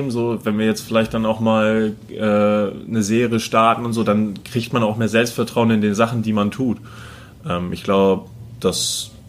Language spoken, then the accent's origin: German; Kiel, Schleswig-Holstein, Germany; dieses als Kieler, das, äh, da denkt man gar nicht dran, okay.